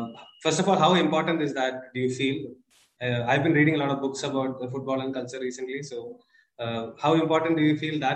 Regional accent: Kerala, India; now in Bangalore, India; I come from Kerala, which is at the southern end. So the culture that we grew up is so different from Bangalore, where I am right now

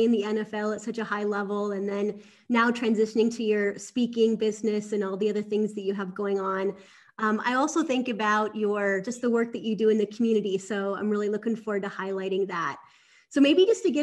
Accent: Minnesota, United States; my home state, Minnesota

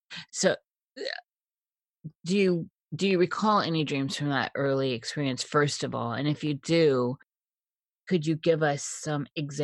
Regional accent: Midwest, United States; I'm from the Midwest too, and having family in Iowa and Minnesota and Wisconsin

